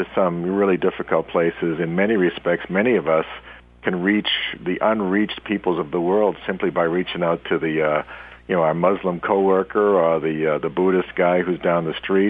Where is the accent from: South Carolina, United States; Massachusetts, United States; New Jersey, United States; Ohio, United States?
Massachusetts, United States; Boston; I'm from the Boston area all my life